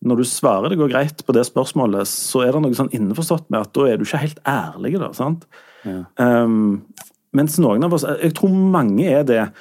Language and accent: Norwegian; Sandnes, Rogaland, Norway; Jeg er jo fra Sande